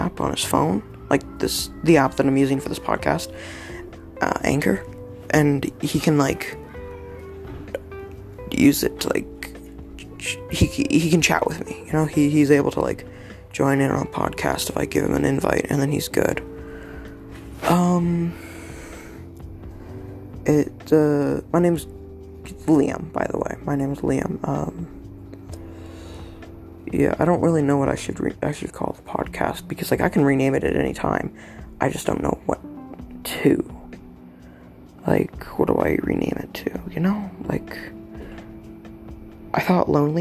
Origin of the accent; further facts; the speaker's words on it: Canada; I'm in Canada. I'm a Canadian